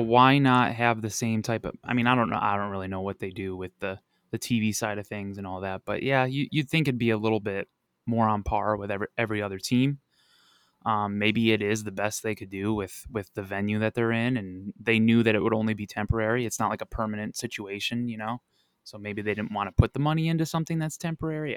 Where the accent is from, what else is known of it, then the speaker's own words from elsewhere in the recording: Buffalo, New York, United States; moved away as an adult; now in Arizona, United States; I'm originally from Buffalo